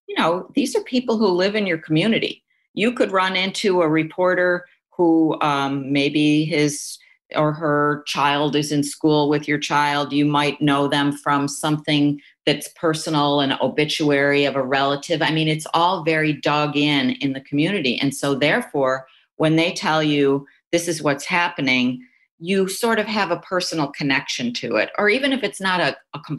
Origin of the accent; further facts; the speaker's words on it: Buffalo, New York, United States; Buffalo, which is my hometown.